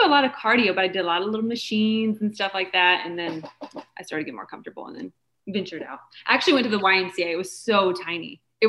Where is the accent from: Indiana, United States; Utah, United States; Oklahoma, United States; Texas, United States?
Indiana, United States; Kokomo; I'm from Indiana.